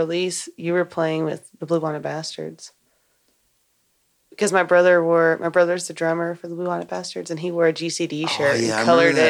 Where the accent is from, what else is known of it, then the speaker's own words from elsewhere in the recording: Liberty, Texas, United States; I grew up in Liberty, so.